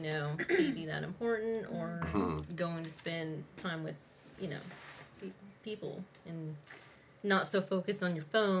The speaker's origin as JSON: {"language": "English", "region": "California", "country": "United States", "moved": "yes", "said": "I mean, we had it out in California. I'm from California."}